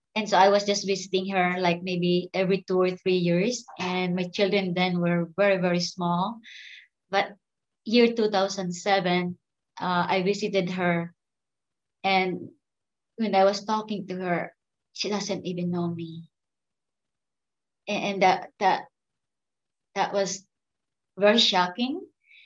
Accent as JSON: {"language": "English", "country": "Philippines", "moved": "as an adult", "lives_now": "Houston, United States", "said": "I came from the Philippines long time ago."}